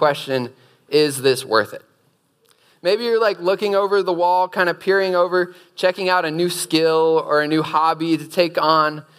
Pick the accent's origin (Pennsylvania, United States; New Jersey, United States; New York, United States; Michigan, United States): Pennsylvania, United States; Erie; moved away as an adult; also born or lived in Charlottesville, Virginia; Before coming to UVA, I was raised in Erie, Pennsylvania